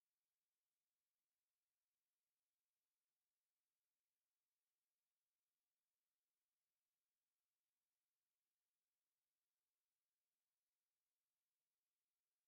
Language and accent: English; Philadelphia suburbs, Pennsylvania, United States; I grew up in the Philadelphia suburbs